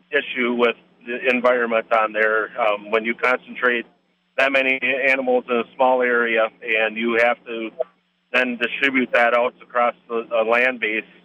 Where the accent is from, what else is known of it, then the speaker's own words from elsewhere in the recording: Wisconsin, United States; in Wisconsin, and I've been sick to my stomach every year since I've left the farm, watching what Wisconsin is doing to farmers.